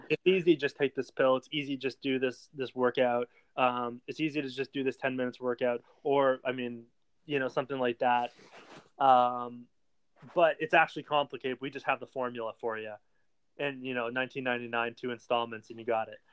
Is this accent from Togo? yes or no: no; Canada; also born or lived in Ottawa; being the Canadian over here